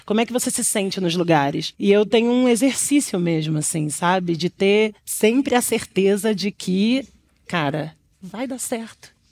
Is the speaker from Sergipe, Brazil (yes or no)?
no; São Paulo, Brazil; eu venho do Brasilândia